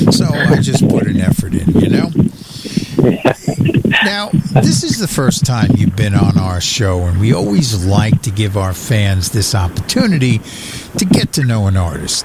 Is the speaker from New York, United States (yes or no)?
yes; New York City, New York, United States; I'm a native New Yorker myself. I mean, that's where I originally come from.